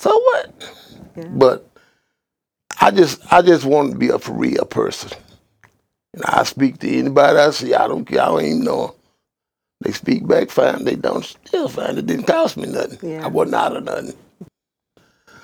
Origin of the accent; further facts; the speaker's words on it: Texas, United States; I'm from the country, a country town. I'm from Carson County with you. They couldn't pronounce it. I said, if you go to Dallas, head to Houston, you go straight through it.